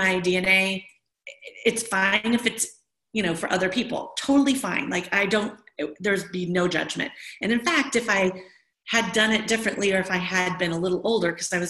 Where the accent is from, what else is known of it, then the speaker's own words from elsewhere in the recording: Midwest, United States; moved away; also born or lived in Alameda / Oakland; I'm from the Midwest.